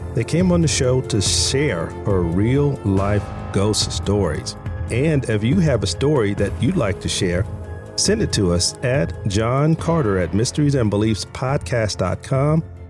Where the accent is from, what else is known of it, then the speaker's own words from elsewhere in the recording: Virginia, United States; also born or lived in Manassas, Virginia; I'm from Virginia